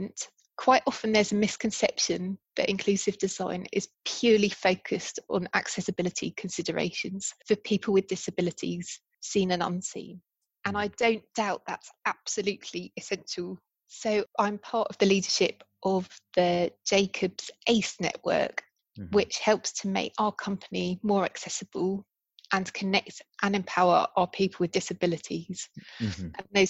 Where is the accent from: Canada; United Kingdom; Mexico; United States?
United Kingdom; I'm British